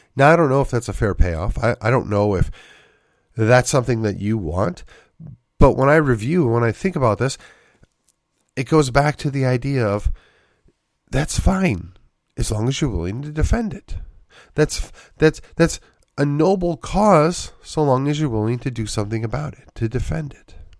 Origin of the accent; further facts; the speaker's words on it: Wisconsin, United States; moved away; also born or lived in McKinney; growing up in Wisconsin